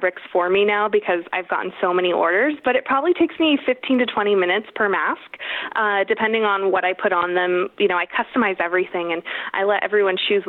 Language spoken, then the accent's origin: English; California, United States; now in Idaho, United States; my home state of California